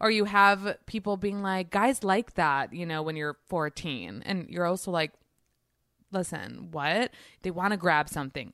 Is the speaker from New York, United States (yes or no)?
yes; New York, United States; moved away as an adult; also born or lived in Israel; I'm from New York